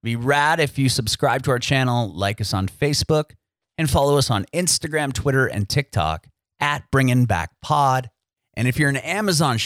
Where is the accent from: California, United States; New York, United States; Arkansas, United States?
California, United States; San Diego; moved away as an adult; now in Nashville, United States; I'm from San Diego